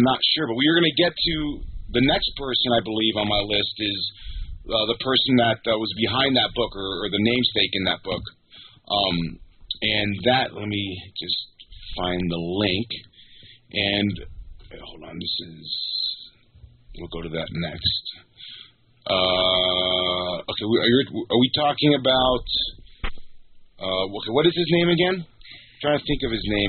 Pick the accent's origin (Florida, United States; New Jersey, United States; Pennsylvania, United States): Florida, United States; South; I grew up in South Florida